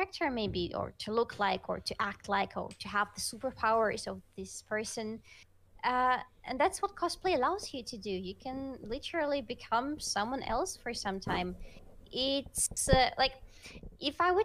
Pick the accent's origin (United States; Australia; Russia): Russia; first language Russian; English is a second language; Russian is my first language, I struggle with it sometimes